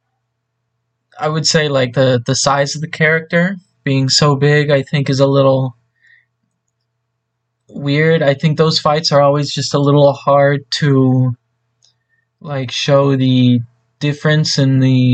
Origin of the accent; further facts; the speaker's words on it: United States; as an American who doesn't know any Japanese